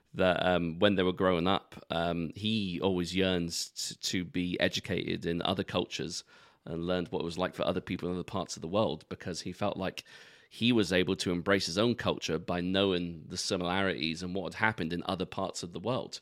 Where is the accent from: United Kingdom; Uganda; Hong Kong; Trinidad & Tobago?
United Kingdom; London; where I grew up in London